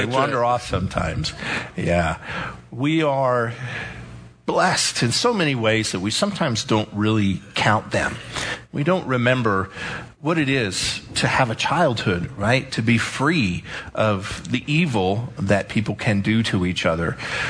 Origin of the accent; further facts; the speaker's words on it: El Paso, Texas, United States; I grew up in El Paso. It was very safe. It really was. For, believe it or not, for a long time, we could leave our doors open. It was a farming community. Everybody grew cotton and irrigated.